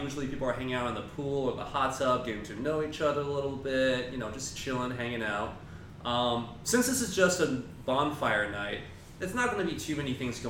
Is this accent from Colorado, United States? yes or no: yes; Boulder, Colorado, United States; also born or lived in China; now in Florida, United States; I grew up in Boulder, Colorado.